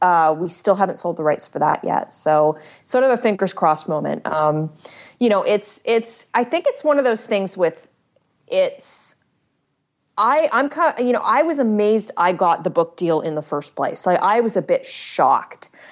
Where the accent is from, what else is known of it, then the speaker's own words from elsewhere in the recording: Canada; I'm Canadian